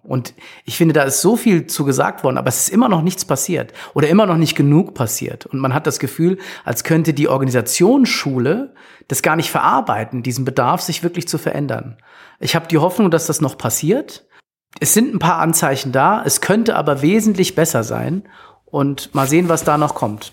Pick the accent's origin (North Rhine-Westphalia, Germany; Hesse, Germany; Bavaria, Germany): Hesse, Germany; Frankfurt; Für mich als Frankfurter